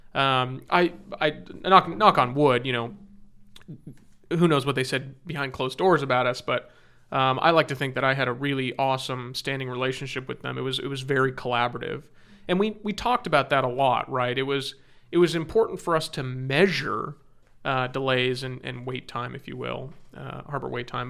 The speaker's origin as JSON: {"language": "English", "area": "Orange County", "region": "California", "country": "United States", "tie": "born or raised there", "said": "I'm born and raised in Orange County. That's, that's where I grew up"}